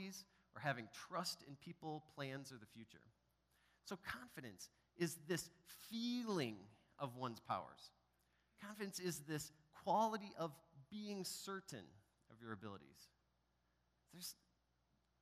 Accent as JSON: {"language": "English", "region": "Wisconsin", "country": "United States", "tie": "born or raised there", "said": "I grew up in Wisconsin"}